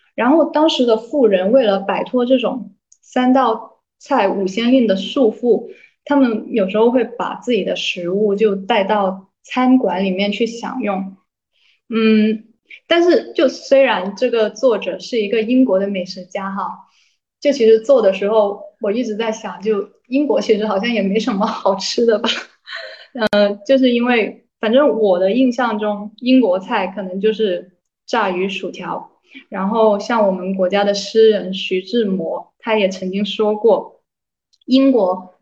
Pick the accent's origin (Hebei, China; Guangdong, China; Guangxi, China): Guangdong, China; Guangzhou; 我是广州人嘛，就我，我自己的口味是很清淡的，就爱吃粤菜